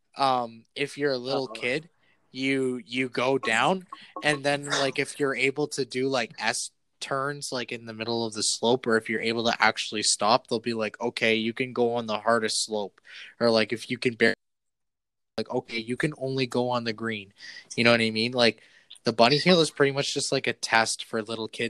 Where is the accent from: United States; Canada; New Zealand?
Canada; as a Canadian